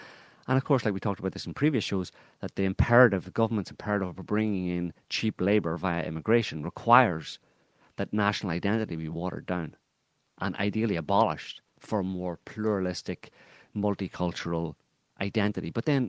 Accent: Ireland; it's a bizarre thing because I'm Irish, and it's a bizarre thing coming from Ireland, because Ireland has a long, long history, especially from my community

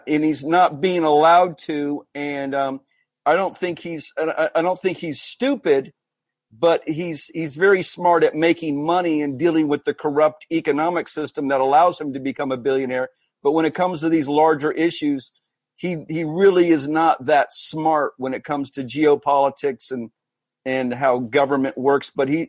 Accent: United States; I just want to make this last statement and I'm going to get up, but I'm from the United States

